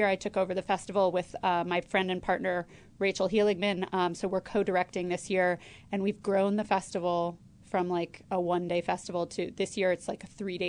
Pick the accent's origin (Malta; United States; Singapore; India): United States; Connecticut; moved away; also born or lived in Brooklyn, New York; I grew up in Connecticut